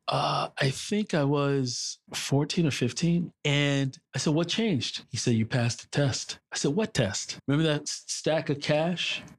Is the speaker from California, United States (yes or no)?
no; New York City, New York, United States; also born or lived in Brooklyn / Harlem; I was born in the People's Republic of Brooklyn, raised in Queens, and I currently live in Harlem